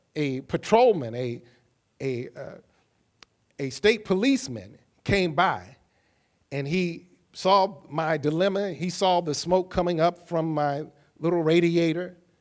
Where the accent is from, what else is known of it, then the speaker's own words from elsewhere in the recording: Kankakee, Illinois, United States; also born or lived in Champaign, Illinois; I was traveling from Champaign, Illinois to Kankakee, Illinois, and I had packed up all that I owned in a little U-Haul trailer behind this little car that my father had bought me